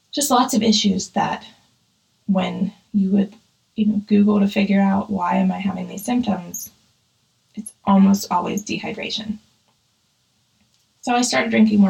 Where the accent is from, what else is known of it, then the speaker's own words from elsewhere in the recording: Pittsburgh, Pennsylvania, United States; I grew up in Pittsburgh